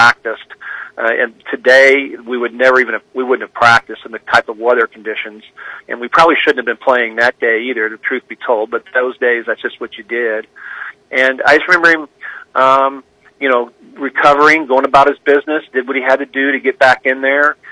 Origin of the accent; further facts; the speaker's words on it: Kansas City, Missouri, United States; moved away; also born or lived in Kirksville, Missouri; I'm from Kansas City. I have Chiefs season tickets. I was on the field as a 10-year-old, you know, at the old Municipal Stadium